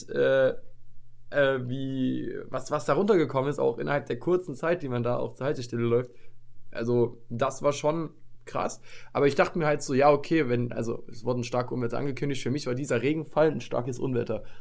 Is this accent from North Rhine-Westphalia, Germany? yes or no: yes; Paderborn, North Rhine-Westphalia, Germany; weil wir kommen ja aus Paderborn